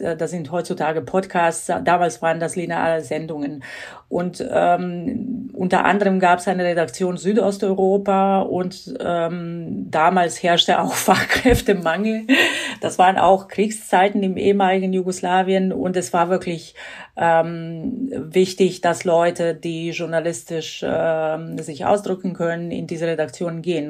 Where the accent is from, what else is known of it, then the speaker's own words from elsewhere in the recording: Croatia; German is a second language; now in Germany; bin gebürtige Kroatin und ich bin in den 90er Jahren nach Deutschland gekommen